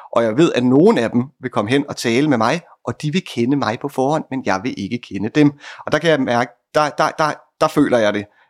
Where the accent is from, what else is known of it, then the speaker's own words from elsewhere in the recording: Bornholm, Capital Region of Denmark, Denmark; jeg er fra Bornholm.